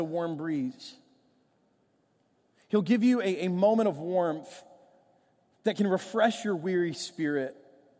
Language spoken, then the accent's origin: English; Michigan, United States; now in St. Louis, United States; my life growing up in Michigan